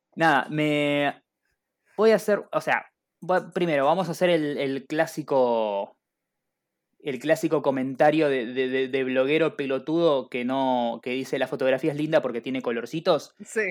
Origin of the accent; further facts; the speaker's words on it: Argentina; como todo buen argentino